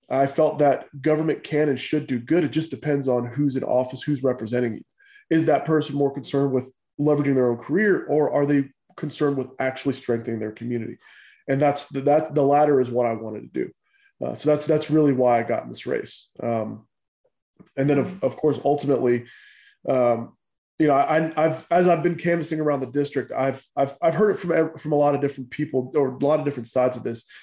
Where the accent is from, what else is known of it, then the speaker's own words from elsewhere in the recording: Goldsboro, North Carolina, United States; born there; I was born in Goldsboro and then I bounced around from foster home to foster home for for a while until uh, my grandparents were able to adopt me.